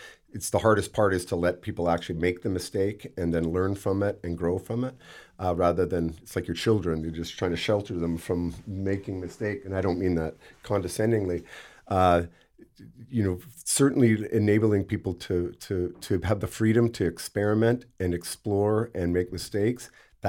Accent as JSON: {"language": "English", "town": "Campbell River", "region": "British Columbia", "country": "Canada", "also_born_or_lived": "United Kingdom / Vancouver / Nanaimo", "said": "Like, where are you from? Campbell. It was never Vancouver, Nanaimo, or anywhere else that I ever might have subsequently lived. It was always Campbell River."}